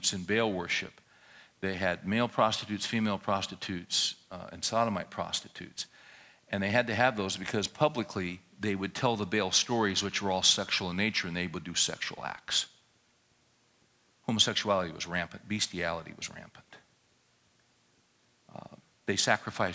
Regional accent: California, United States; moved away as an adult; also born or lived in Little Rock, Arkansas / Texas; I grew up in California

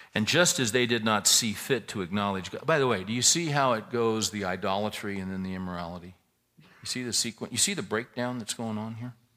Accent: California, United States; now in Texas, United States; we're all originally from California. But we've chosen to live in Texas.

